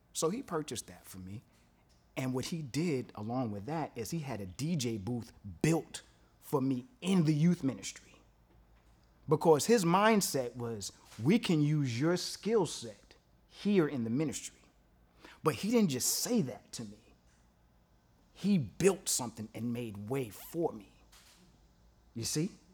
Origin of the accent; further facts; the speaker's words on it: New York City, New York, United States; I'm from Brooklyn